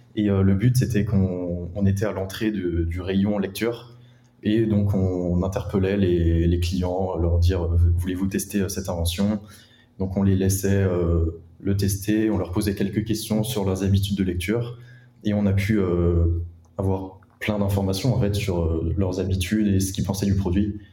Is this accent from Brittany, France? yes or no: yes; Rennes, Brittany, France; je suis originaire de Rennes